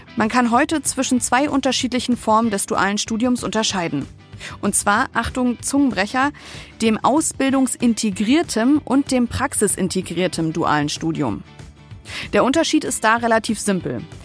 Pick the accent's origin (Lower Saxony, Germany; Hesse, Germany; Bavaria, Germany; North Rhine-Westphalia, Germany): Lower Saxony, Germany; Wolfsburg; Ich komme gebürtig aus Wolfsburg